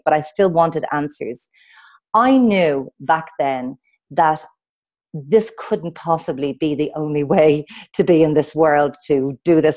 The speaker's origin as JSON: {"language": "English", "town": "Dublin", "region": "Leinster", "country": "Ireland", "tie": "born or raised there", "said": "I grew up in Dublin with two wonderful parents"}